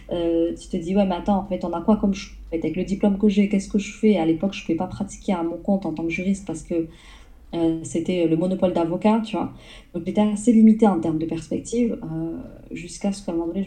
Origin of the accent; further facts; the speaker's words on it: south of France, France; je suis une, personne du sud de la France, une petite sudiste. Mon, mon accent, à ce qui paraît, il a disparu après quelques années sur Paris.